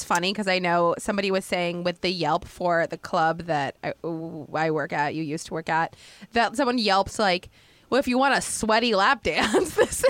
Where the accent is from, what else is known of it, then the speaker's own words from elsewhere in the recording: outside Portland, Oregon, United States; It wasn't in the town that I grew up in outside Portland